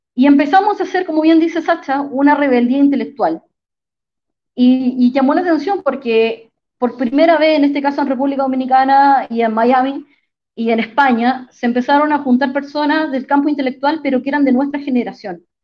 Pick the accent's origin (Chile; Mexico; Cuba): Chile; yo como chilena